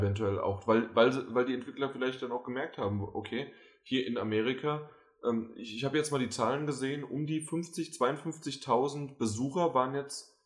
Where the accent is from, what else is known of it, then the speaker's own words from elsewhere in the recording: Germany; wir als Deutsche